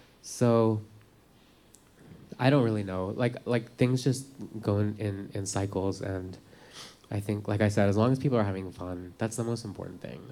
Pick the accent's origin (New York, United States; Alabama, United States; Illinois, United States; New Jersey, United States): New York, United States; New York City; I'm from Manhattan